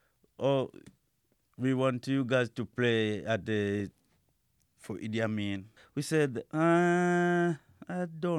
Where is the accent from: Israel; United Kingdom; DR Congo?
DR Congo; also born or lived in Kinshasa / Uganda; now in Minneapolis, United States; from the DR Congo, ex-Zaire.